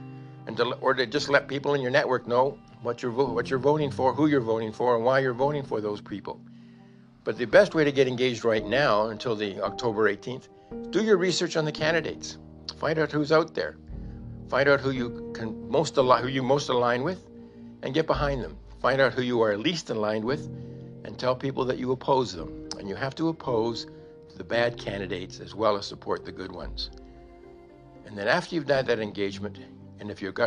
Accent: Canada

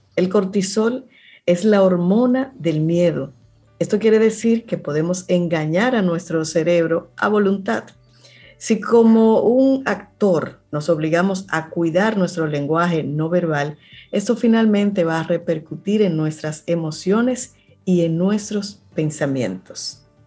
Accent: Cibao, Dominican Republic; tú y yo somos de Cibao

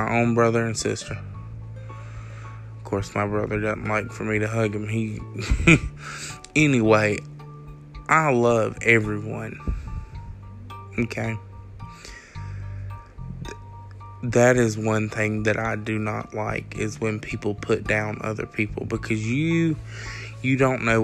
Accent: Jones County, Georgia, United States; the Jones County community. We all know each other

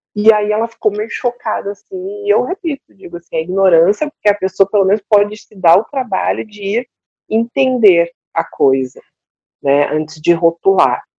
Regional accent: Porto Alegre, Rio Grande do Sul, Brazil; moved away; sou de Porto Alegre, sou gaúcha

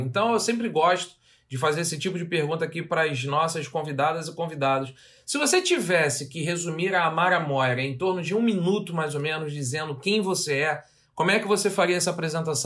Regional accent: Rio de Janeiro, Brazil; accent: carioca; Eu tenho muito orgulho de ser suburbano, ter nascido no subúrbio do Rio de Janeiro.

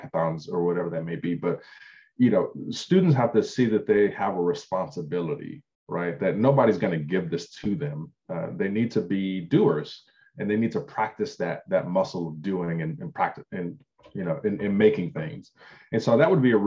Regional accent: Compton, California, United States; I grew up poor in Compton.

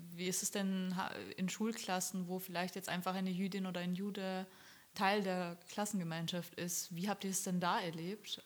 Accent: Austria; ich komme aus Österreich

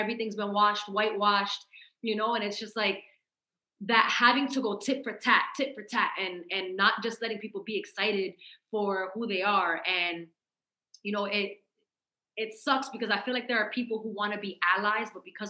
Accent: Massachusetts, United States; I'm from Massachusetts

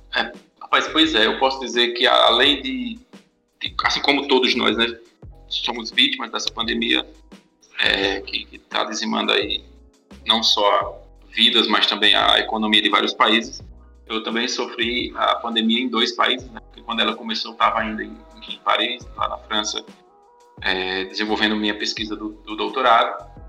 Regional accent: Farias Brito, Ceará, Brazil; sou daqui do Cariri, de Farias Brito

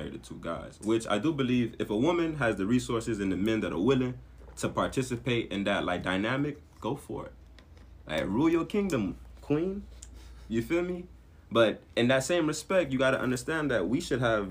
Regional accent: Miami, Florida, United States; I'm from Little Haiti, Miami. I'm Haitian.

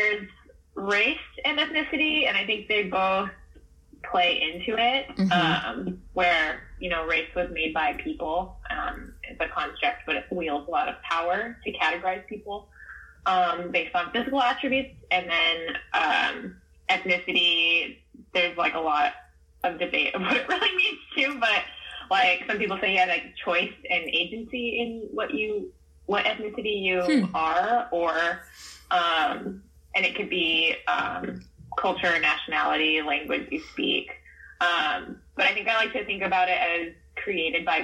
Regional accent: Guam; moved away; I grew up in Guam

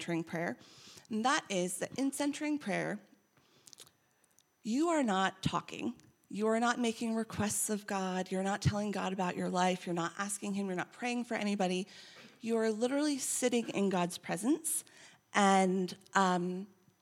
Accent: United States; I'm American

